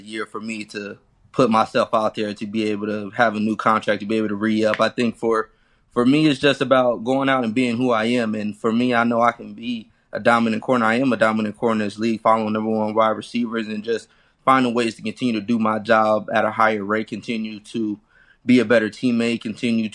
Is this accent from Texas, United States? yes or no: no; Fresno, California, United States; also born or lived in Chicago; my hometown in Fresno